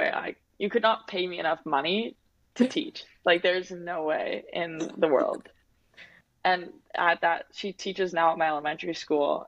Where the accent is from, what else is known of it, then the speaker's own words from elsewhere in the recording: Winnipeg, Manitoba, Canada; moved away as an adult; also born or lived in Saskatoon, Saskatchewan; I'm from Winnipeg.